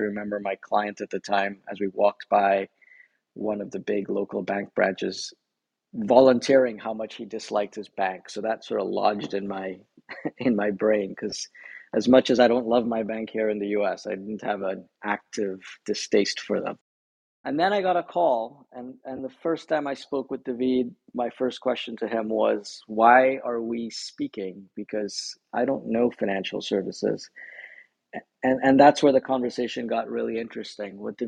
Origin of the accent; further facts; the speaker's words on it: Trinidad & Tobago; moved away; also born or lived in Silicon Valley; I actually grew up in Latin America. I grew up in the Caribbean and Trinidad